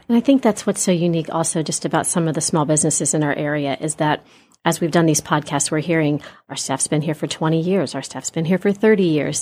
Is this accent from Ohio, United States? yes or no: yes; Grandview Heights, Ohio, United States; I grew up in the Grandview area